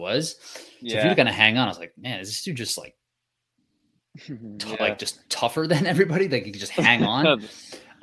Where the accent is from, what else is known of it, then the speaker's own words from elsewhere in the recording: United States; I'm just an American person